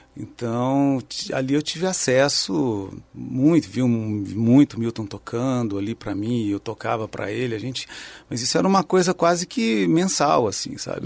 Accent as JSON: {"language": "Portuguese", "town": "Pouso Alegre", "region": "Minas Gerais", "country": "Brazil", "tie": "born or raised there", "said": "Eu sou de Minas Gerais, do sul de Minas Gerais, sou de Pouso Alegre, nascido em Pouso Alegre, aqui perto"}